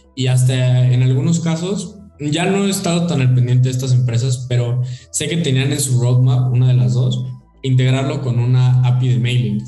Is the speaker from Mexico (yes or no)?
yes; Mexico; nosotros como mexicanos